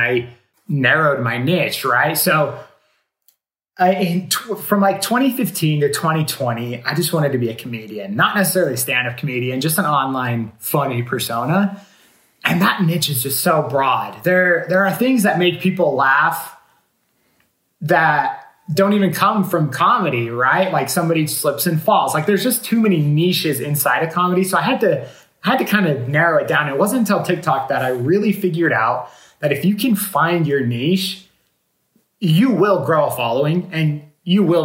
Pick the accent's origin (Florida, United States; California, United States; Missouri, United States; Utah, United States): Utah, United States; I'm actually from Utah